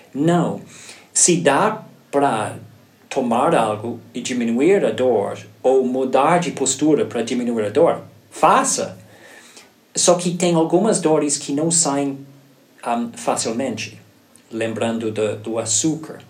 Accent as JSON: {"language": "Portuguese", "country": "Ireland", "tie": "born or raised there", "second_language": "Portuguese", "moved": "as an adult", "lives_now": "Brazil", "said": "eu nasci na Irlanda"}